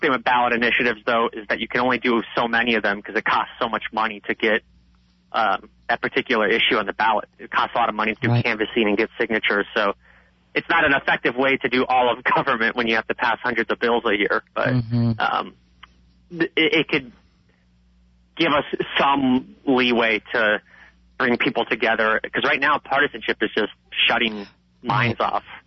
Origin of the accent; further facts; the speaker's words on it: Nebraska, United States; moved away as an adult; also born or lived in Lincoln, Nebraska / New York City; I went to a uh, big town in, Link- in Nebraska, Lincoln a large college